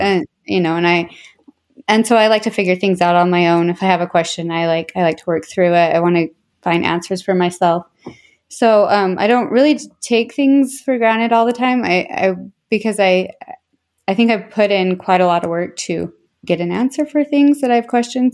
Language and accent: English; Tooele County area, Utah, United States; also born or lived in Orem, Utah / West Valley City, Utah / Erda, Utah / Stansbury Park, Utah; I was born in Orem, then moved to West Valley where I lived till I was ten, and then we moved to Erda